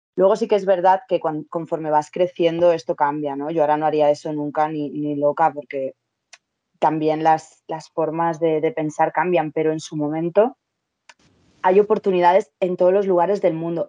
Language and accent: Spanish; Madrid, Community of Madrid, Spain; yo soy de Madrid